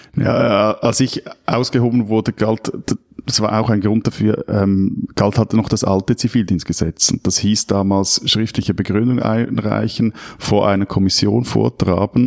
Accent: Switzerland; mir als Schweizer

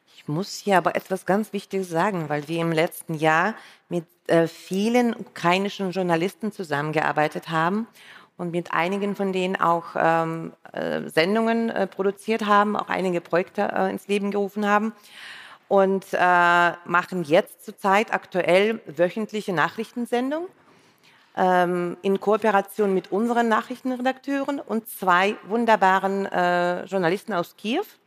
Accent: Saint Petersburg, Russia; first language Russian; German is a second language; moved away as an adult; also born or lived in Düsseldorf, Germany; now in Berlin, Germany; ich bin aus Leningrad und Sowjetunion ausgereist

